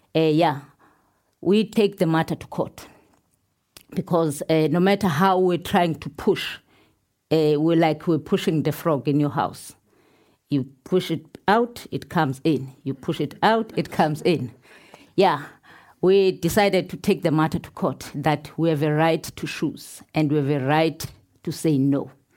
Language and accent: English; Pondoland, Eastern Cape, South Africa; I'm coming from Pondoland. Pondoland, eh, in South Africa is in south of Durban.